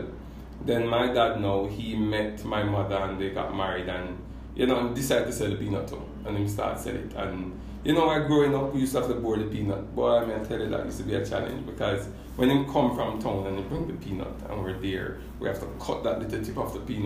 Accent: Mount James, Saint Andrew, Jamaica; I was raised in Upper St. Andrew. That's Mount James, to be exact.

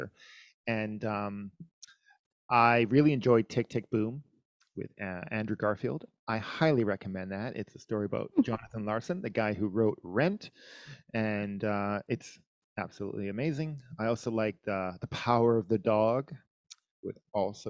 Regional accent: Winnipeg, Manitoba, Canada; now in Vancouver, Canada; I'm from Winnipeg, which is the middle of the country, which is like minus 20, minus 30 Celsius. You know, it gets to minus 40. So I grew up in like major snow, major cold.

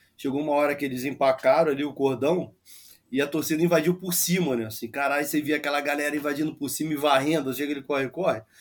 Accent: Rio de Janeiro, Brazil; eu sou carioca, criado em Jacarepaguá, em rua de casa

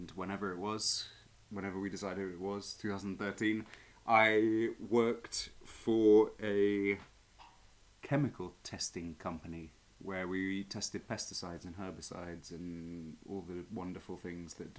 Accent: East Molesey, South East England, United Kingdom; moved away as an adult; now in Madrid, Spain; I'm from Surrey originally.

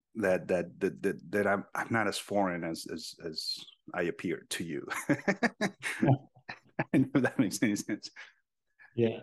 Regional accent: Sonoran Desert, Mexico; English is a second language; now in United States; I was born and raised pretty much in this land uh, called the Sonoran Desert

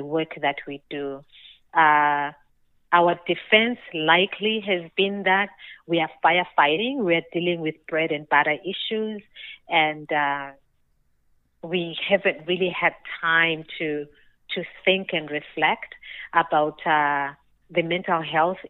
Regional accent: Zimbabwe; I was born and raised in Zimbabwe

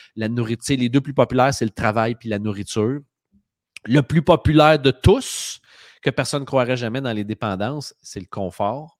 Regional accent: Drummondville, Quebec, Canada; je viens de Drummondville

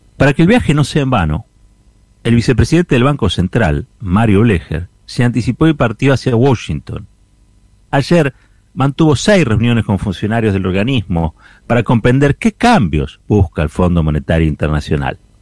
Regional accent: Argentina

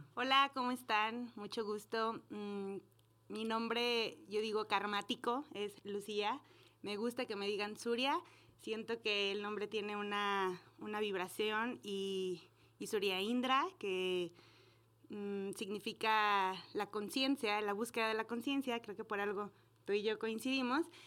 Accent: Aguascalientes, Mexico; Aguascalientes es, yo soy de aquí

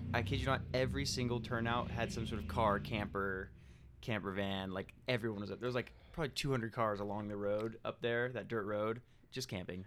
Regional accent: California, United States; I'm California

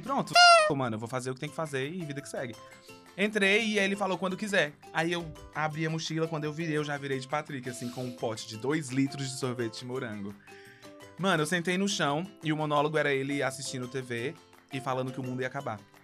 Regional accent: Fortaleza, Ceará, Brazil; now in São Paulo, Brazil; eu tenho alguns anos e sou de Fortaleza e agora estou em São Paulo fazendo teatro musical

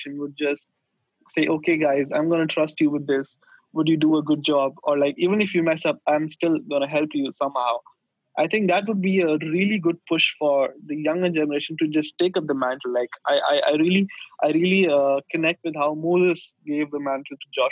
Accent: India; moved away as an adult; also born or lived in Sweden; since we are from India, like, hospitality is our culture

